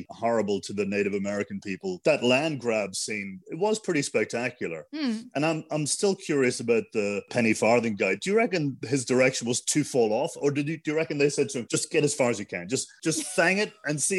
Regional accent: Scotland, United Kingdom; I'd obviously play the Highlander because I'm Scottish.

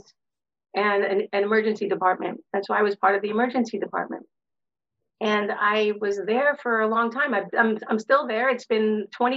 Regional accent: New York City, New York, United States; I grew up in Brooklyn, New York, and my world was filled with concrete and bricks

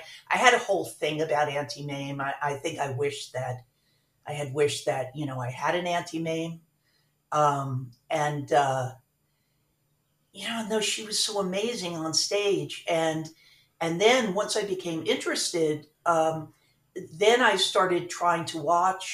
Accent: Miami Beach, Florida, United States; Born and raised in Miami Beach

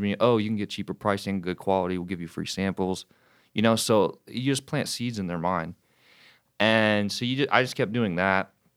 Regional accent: Wilmington, North Carolina, United States; now in Charlotte, United States; I'm f, originally from Wilmington, North Carolina. Now I live in Charlotte. Um, I grew up down there

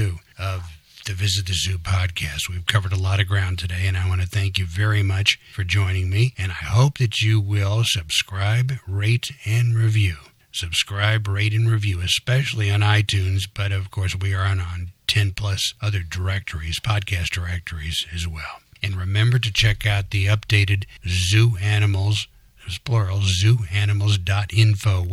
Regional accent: Midwest, United States; I grew up in the Midwest

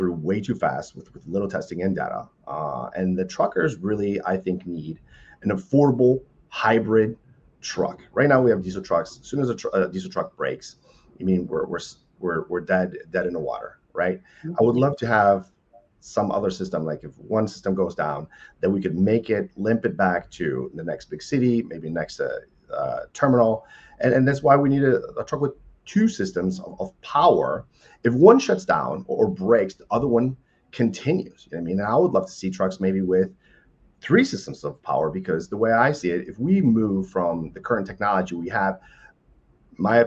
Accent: United States; as the American people

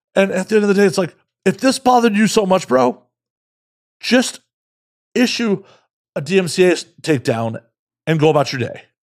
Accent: Chicago, Illinois, United States; I'm from Chicago

